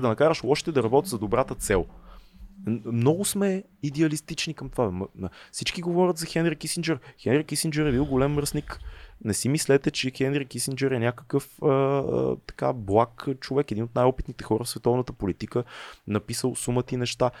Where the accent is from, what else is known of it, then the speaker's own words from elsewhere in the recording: Bulgaria; каквито сме повечето българи